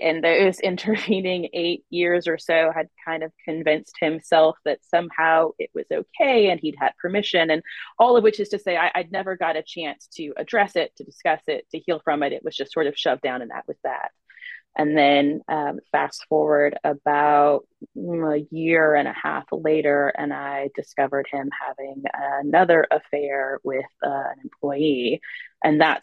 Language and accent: English; South Carolina, United States; moved away as an adult; I'm from South Carolina, had a few years in different states, but I'm back in South Carolina now